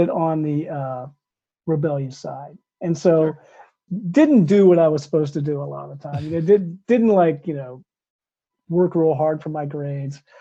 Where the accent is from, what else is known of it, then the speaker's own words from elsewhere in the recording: New Concord, Ohio, United States; I grew up in New Concord, Ohio, which is a small town in southeastern Ohio